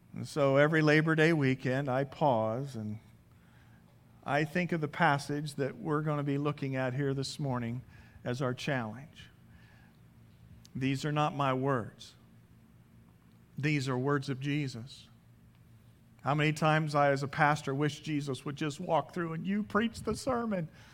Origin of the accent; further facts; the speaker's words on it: around Indianapolis, United States; moved away as an adult; now in California, United States; Growing up in Indianap- in Indiana, around Indianapolis